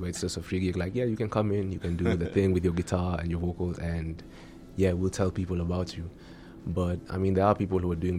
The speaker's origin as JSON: {"language": "English", "region": "Nairobi", "country": "Kenya", "moved": "as an adult", "lives_now": "Bloemfontein, South Africa", "said": "I'm from Nairobi"}